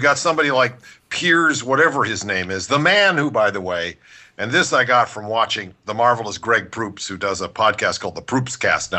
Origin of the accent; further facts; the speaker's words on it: Cleveland, Ohio, United States; now in Los Angeles, United States; it used to be my hometown sport, follow the Indians, as a kid in Cleveland, right?